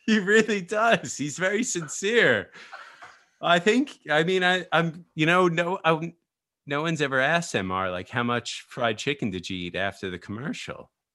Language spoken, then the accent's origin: English; United States; I'm American surfer